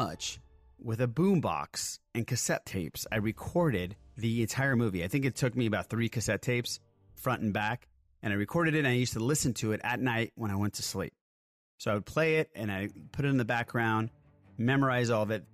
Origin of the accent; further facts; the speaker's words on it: Southern California, United States; I was a little lad growing up in Southern California